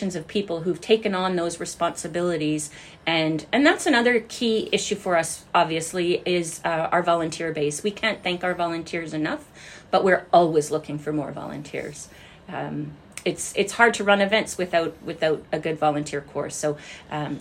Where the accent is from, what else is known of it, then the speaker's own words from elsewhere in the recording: Gimli, Manitoba, Canada; as a kid growing up in Gimli